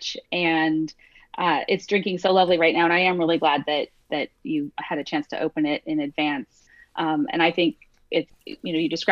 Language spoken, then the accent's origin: English; Santa Monica, California, United States; also born or lived in San Diego; I grew up in Santa Monica. So I grew up in a beach town